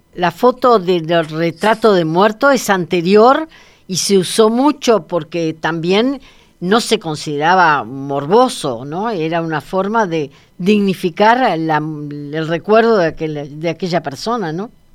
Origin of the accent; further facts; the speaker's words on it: Uruguay; como uruguaya